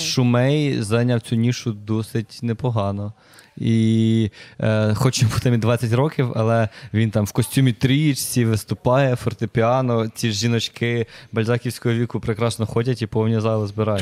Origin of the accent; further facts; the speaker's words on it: Myronivka, Kyiv Oblast, Ukraine; now in Kyiv, Ukraine; Я взагалі з Київської області. Я з маленького містечка Миронівка, у нас там 13 тисяч населення. Угу. Супер непонтово собі ріс